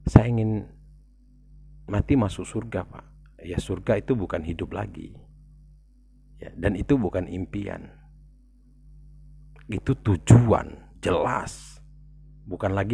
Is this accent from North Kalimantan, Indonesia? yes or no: no; South Sumatra, Indonesia; kalau orang daerah ya atau kita kita semualah kita di Sumatera Selatan berpikir saya mau ke Jakarta deh mau lihat-lihat gitu loh